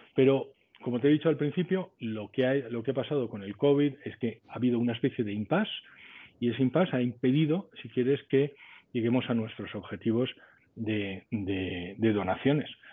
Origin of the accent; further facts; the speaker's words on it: Spain; moved away as an adult; yo soy español y toda mi familia es española